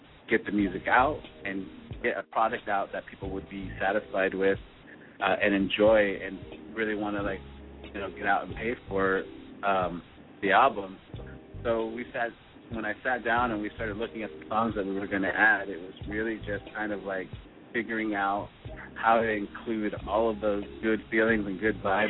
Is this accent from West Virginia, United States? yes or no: no; Southern California, United States; born or raised there